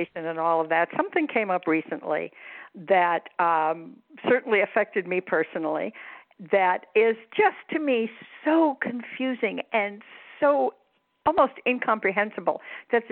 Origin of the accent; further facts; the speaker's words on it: outside of Chicago, Illinois, United States; moved away; I grew up outside of Chicago